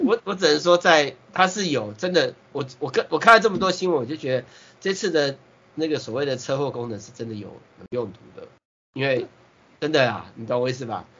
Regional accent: Taiwan; 我是台湾的啦

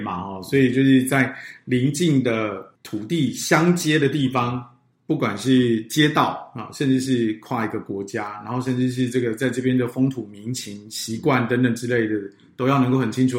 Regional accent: Taiwan; 应该都是在台湾经济起飞的那个年代在成

